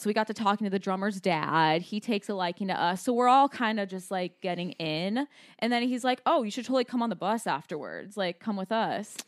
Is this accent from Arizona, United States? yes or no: yes; Scottsdale, Arizona, United States; We're from Scottsdale